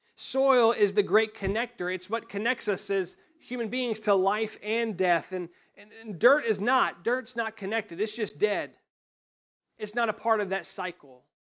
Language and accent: English; United States; growing up in Johnson County